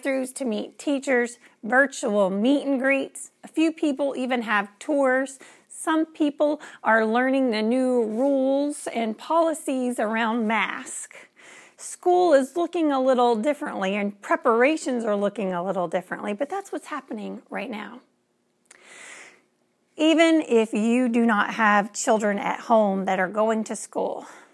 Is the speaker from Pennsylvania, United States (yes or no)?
no; Louisiana, United States